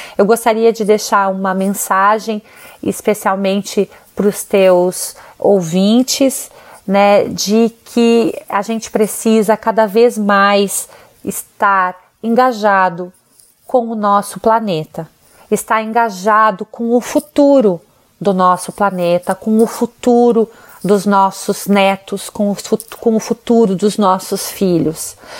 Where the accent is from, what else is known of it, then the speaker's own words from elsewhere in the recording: Brazil; a gente como brasileiro